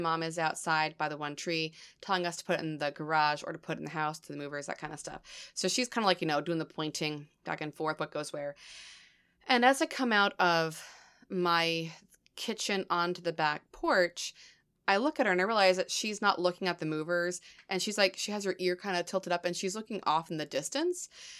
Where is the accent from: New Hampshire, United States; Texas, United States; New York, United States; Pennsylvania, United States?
New Hampshire, United States; born there; I was born in New Hampshire. Because my mom was stationed up there with my dad when he was on, you know, in the Air Force.